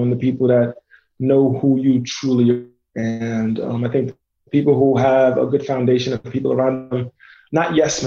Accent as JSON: {"language": "English", "town": "New York City", "region": "New York", "country": "United States", "tie": "born or raised there", "also_born_or_lived": "Indiana", "moved": "yes", "said": "I was born and raised in New York City"}